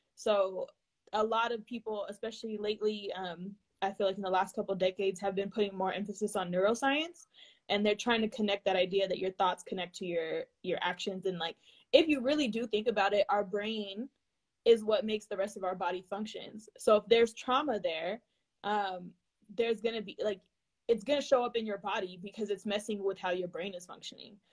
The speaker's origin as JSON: {"language": "English", "region": "California", "country": "United States", "said": "being from California"}